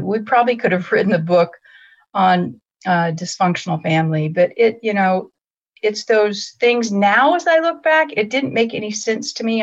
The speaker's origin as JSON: {"language": "English", "town": "Greeley", "region": "Colorado", "country": "United States", "tie": "born or raised there", "said": "I was born in Greeley, Colorado"}